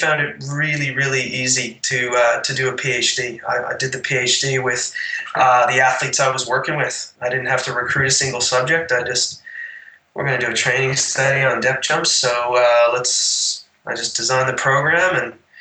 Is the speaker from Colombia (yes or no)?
no; Canada; now in Cabarita Beach, Australia; being a Canadian